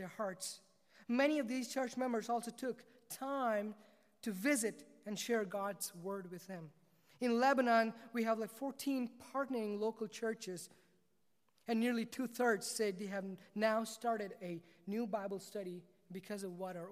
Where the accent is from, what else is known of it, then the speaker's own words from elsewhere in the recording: South India, India; I was born and raised in South India